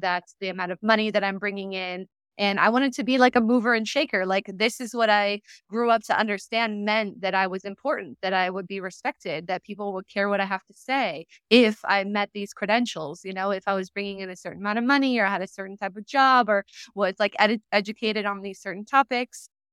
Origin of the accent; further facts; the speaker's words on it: San Diego, California, United States; moved away; I was raised in Southern California in San Diego